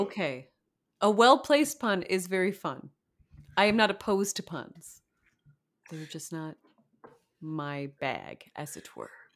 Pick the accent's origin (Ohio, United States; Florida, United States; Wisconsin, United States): Florida, United States; moved away